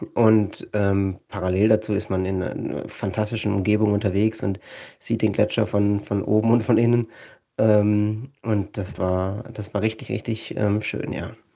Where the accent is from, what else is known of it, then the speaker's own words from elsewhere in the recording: Villingen-Schwenningen, Baden-Württemberg, Germany; moved away as an adult; now in Svalbard, Norway; Ich komme ursprünglich mal aus Villingen-Schwenningen im schönen Schwarzwald im Südwesten Deutschlands. Ähm, bin dort aufgewachsen, zur Schule gegangen